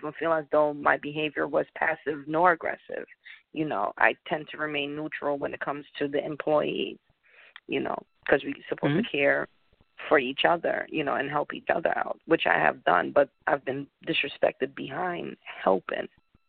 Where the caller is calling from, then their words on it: Connecticut, United States; I'm calling in from Connecticut.